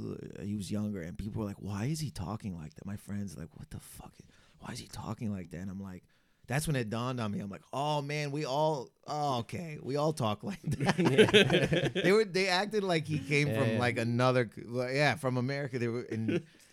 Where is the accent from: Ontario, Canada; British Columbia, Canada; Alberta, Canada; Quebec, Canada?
Ontario, Canada; Windsor; now in Toronto, Canada; I grew up in Windsor, and we had a lot of American shows.